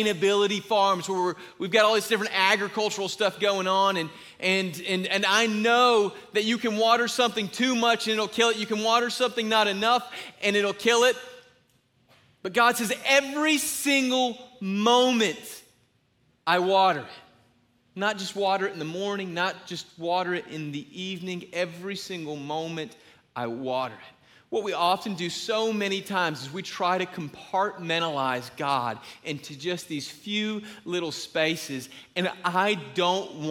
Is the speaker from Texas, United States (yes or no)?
no; Griffin, Georgia, United States; I'm from a little place called Griffin